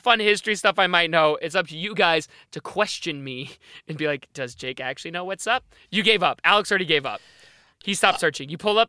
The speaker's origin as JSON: {"language": "English", "country": "Australia", "said": "I'm from Australia."}